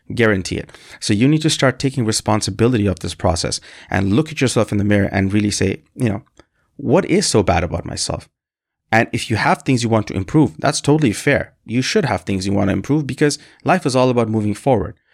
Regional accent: Canada; also born or lived in Bangladesh; I'm from a country called Bangladesh, and I moved to Canada when I was very young, and I essentially co-, consider myself Canadian 'cause this is, this is where I grew up for the majority of my life

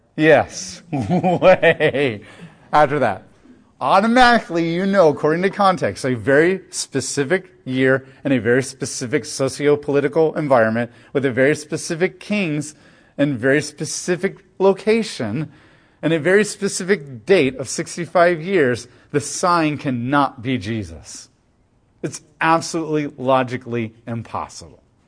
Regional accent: United States; as American Christians

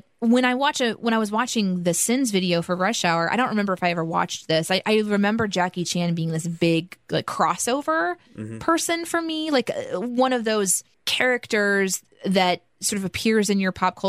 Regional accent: Midwest, United States; I grew up in the Midwest, so there's just white people everywhere

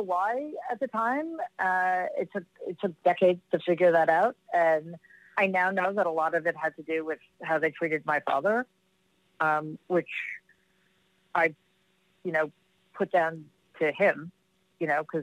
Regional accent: New York City, New York, United States; I grew up in Jamaica, Queens

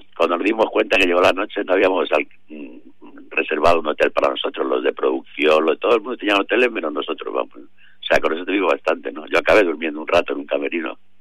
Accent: Madrid, Community of Madrid, Spain; also born or lived in Mexico; nosotros como madrileños

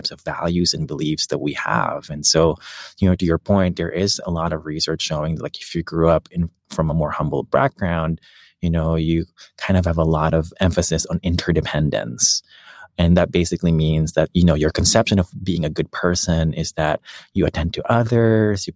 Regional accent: Philippines; moved away; I grew up in the Philippines and my parents didn't really have that much

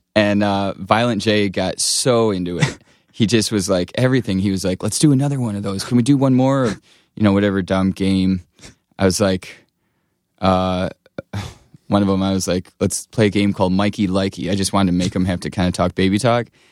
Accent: Blissfield, Michigan, United States; moved away; also born or lived in Chicago; I grew up in Michigan, uh, Southeast Michigan near, it's called Blissfield

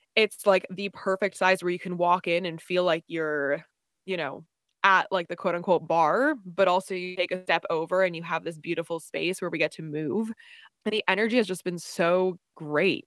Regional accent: New Jersey, United States; moved away as an adult; also born or lived in Charlottesville, Virginia; now in Austin, United States; originally, I'm from New Jersey, um, born and raised

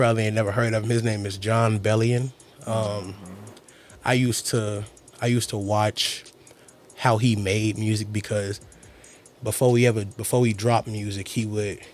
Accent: Maywood, Illinois, United States; I grew up on 9th, you know, like, I grew up in Maywood. I'm very Maywood-oriented

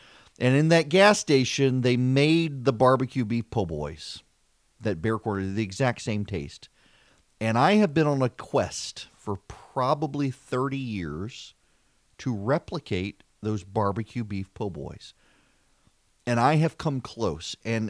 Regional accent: Dubai, United Arab Emirates; now in Macon, United States; I grew up in Dubai. I did not grow up in this country. We would come home during the summers.

